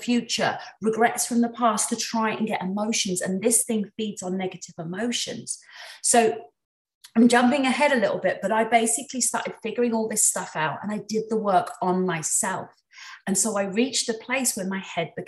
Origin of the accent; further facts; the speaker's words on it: England, United Kingdom; I'm from England